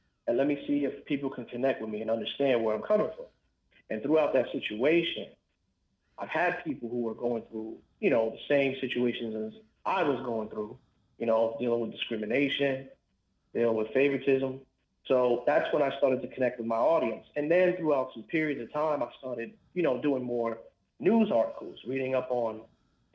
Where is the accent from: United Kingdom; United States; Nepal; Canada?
United States; New York City, New York; now in Florida, United States; I grew up in the South Bronx